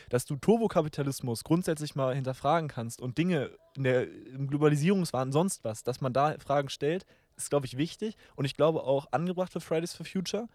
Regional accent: Germany; als Deutsche

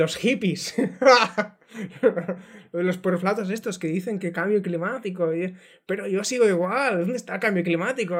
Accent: Terres de l'Ebre, Catalonia, Spain; sóc de les Terres de l'Ebre

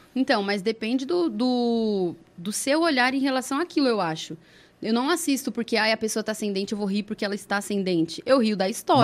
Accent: Brazil; Eu sou brasileira, raiz

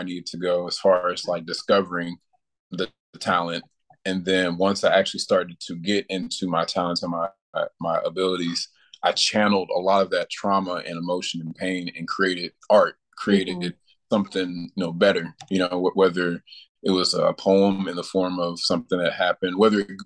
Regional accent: Rock Island, Illinois, United States; also born or lived in Louisville, Kentucky; I'm originally from Louisville, Kentucky, and I moved to the Quad Cities when I was a kid, and I've pretty much been here since then

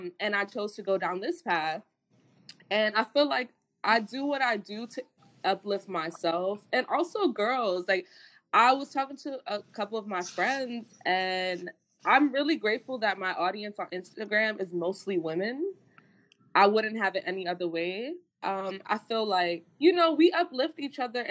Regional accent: New York City, New York, United States; I grew up in Brooklyn, and when I grew up in Brooklyn, it wasn't any gentrification.

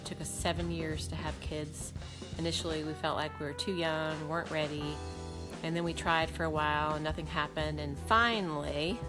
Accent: Lexington, Virginia, United States; I was born in Lexington, Virginia, February 10, 1969.

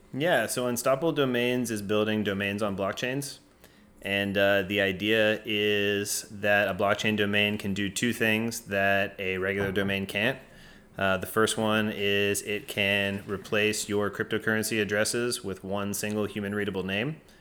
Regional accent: Atlanta, Georgia, United States; moved away as an adult; now in San Francisco, United States; I'm from Atlanta

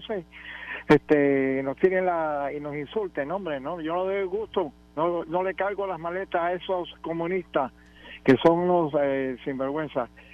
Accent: Cuba; now in Puerto Rico; yo soy eh, como cubano

